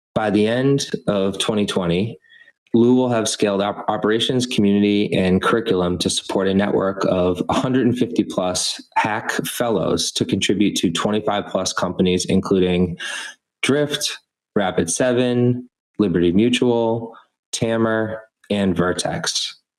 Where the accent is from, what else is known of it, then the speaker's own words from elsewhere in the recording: Boston, Massachusetts, United States; I'm from here